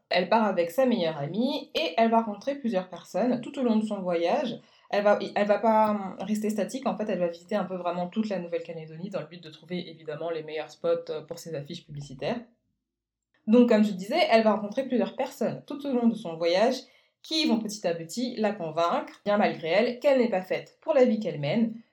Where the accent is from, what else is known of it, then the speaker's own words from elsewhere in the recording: Guadeloupe; also born or lived in French Guiana; je ne suis pas néo-calédonienne, moi je viens plutôt, on va dire, de l'exact opposé. Je suis originaire de Guadeloupe et de Guyane, donc les ambiances festives, etc., ça m'a beaucoup parlé